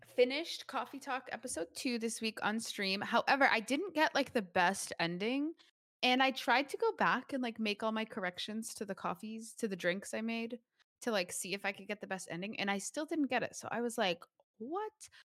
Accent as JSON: {"language": "English", "country": "United States", "said": "We're American"}